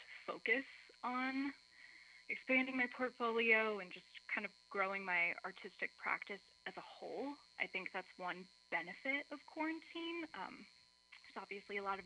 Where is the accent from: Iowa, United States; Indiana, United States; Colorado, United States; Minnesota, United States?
Indiana, United States; also born or lived in North Beach, San Francisco; now in San Francisco, United States; I'm from Indiana originally